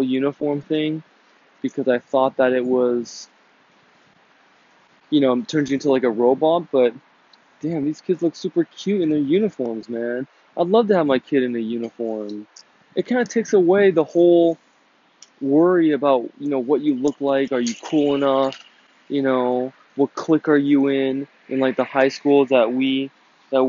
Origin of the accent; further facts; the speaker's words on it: United States; I'm an American citizen